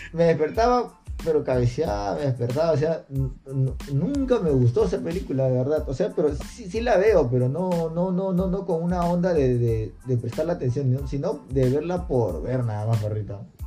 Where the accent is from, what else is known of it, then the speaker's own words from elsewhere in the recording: Peru; acá en el Perú